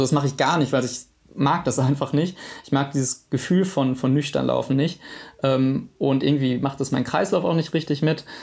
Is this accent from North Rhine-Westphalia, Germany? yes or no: yes; Witten, North Rhine-Westphalia, Germany; also born or lived in Dortmund; ich komme ähm, ganz ursprünglich aus Dortmund, dann war ich, habe ich in meiner Jugend in Witten gewohnt